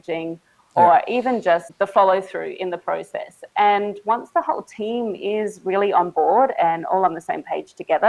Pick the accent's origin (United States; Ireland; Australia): Australia; Adelaide, South Australia; moved away as an adult; now in Siem Reap, Cambodia; I'm from Adelaide in Australia, though I'm calling you from Siem Reap in Cambodia